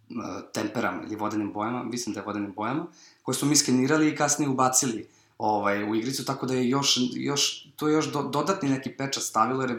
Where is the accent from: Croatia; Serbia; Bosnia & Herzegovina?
Serbia; iz Evrope smo bili eh, mi iz Srbije